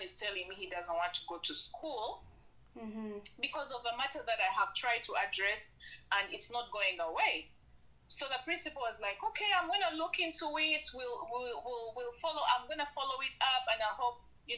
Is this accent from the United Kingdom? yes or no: no; Uganda; now in Canada; I'm proudly Ugandan.